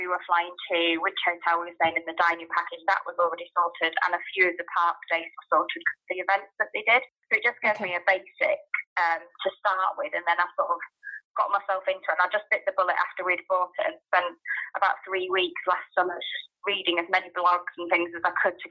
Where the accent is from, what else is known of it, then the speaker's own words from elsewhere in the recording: Yorkshire and the Humber, United Kingdom; now in Northampton, United Kingdom; So I'm from Northampton, but from Yorkshire originally.